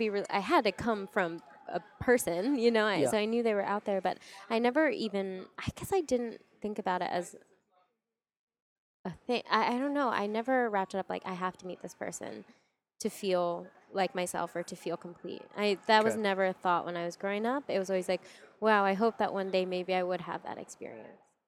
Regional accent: Verona, New Jersey, United States; moved away as an adult; also born or lived in Korea / Santa Monica, Los Angeles; now in Los Angeles, United States; I'm from New Jersey. I was raised there, and now I live in Los Angeles in Santa Monica.

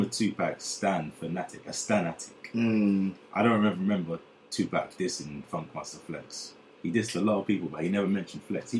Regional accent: London, United Kingdom; I'm from London.

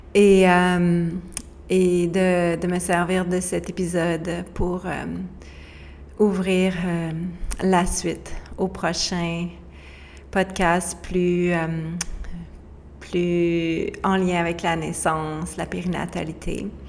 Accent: Quebec, Canada; moved away as an adult; now in Costa Rica; on a quitté le Québec

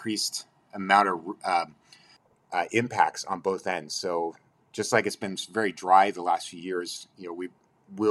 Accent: Sacramento, California, United States; now in Corvallis, United States; in the 90s, I grew up in Sacramento.

